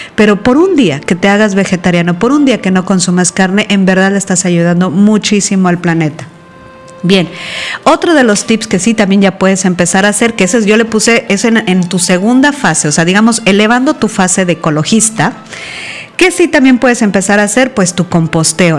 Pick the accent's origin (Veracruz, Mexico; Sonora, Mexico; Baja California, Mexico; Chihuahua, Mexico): Veracruz, Mexico; En Veracruz, por ejemplo, que es de donde yo soy